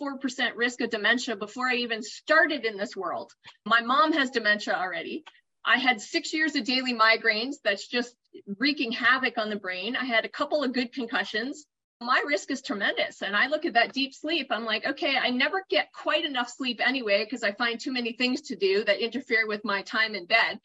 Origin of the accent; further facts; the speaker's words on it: Boston, Massachusetts, United States; moved away as an adult; also born or lived in New Jersey; So I grew up in the East Coast. I grew up in Boston.